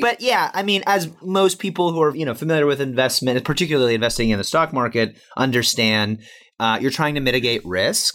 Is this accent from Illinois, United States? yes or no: yes; Chicago, Illinois, United States; I'm from Chicago